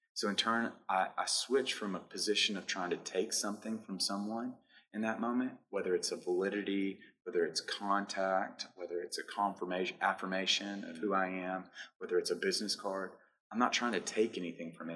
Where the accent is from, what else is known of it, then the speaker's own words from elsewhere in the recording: Clarksville, Tennessee, United States; moved away; that has left Clarksville, Montgomery County